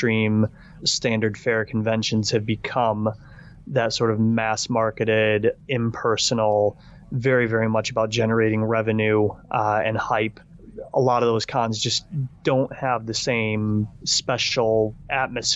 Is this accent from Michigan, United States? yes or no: yes; Michigan, United States; now in United Kingdom